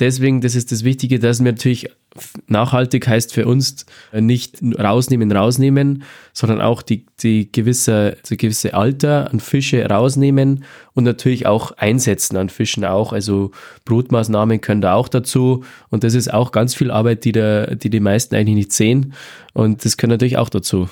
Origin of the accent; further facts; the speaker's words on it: Southern Bavaria, Germany; Bei uns in Südbayern